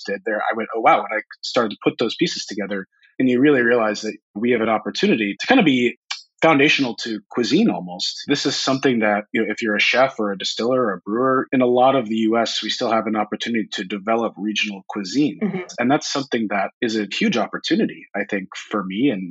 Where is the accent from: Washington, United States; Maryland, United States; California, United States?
Washington, United States; Tacoma; also born or lived in Seattle; I grew up here in the Pacific Northwest. So I live in Seattle now, but I grew up about 30, 45 minutes south of here. So born and raised here all my life